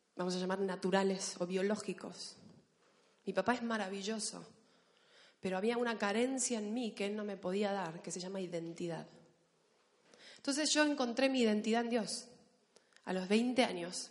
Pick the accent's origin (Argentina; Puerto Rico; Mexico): Argentina; accent: Argentine; now in Spain; los argentinos somos muy exagerados para hablar